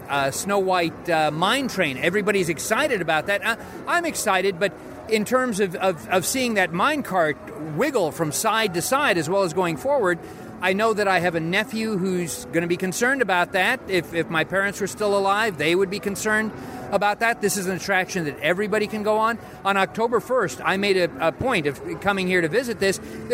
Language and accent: English; California, United States; I grew up seeing this in California